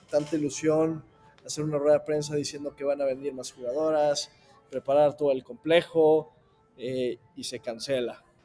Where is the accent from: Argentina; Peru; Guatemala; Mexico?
Mexico; yo como buen mexicano